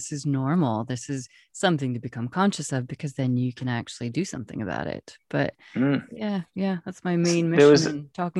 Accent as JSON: {"language": "English", "region": "Wyoming", "country": "United States", "said": "I come from cowboy country. I come from Wyoming"}